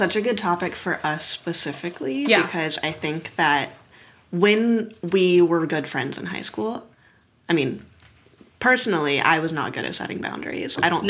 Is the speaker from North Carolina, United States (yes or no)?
yes; Cary, North Carolina, United States; I'm from Cary.